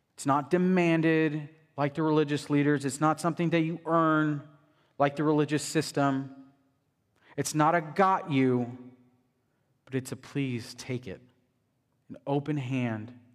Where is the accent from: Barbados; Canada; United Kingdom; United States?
United States; As American Christians